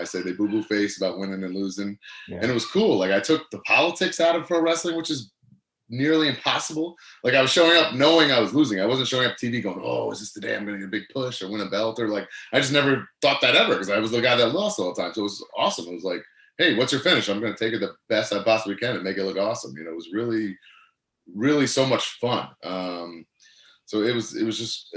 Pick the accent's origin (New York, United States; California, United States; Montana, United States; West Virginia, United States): New York, United States; Long Island; my hometown now in Long Island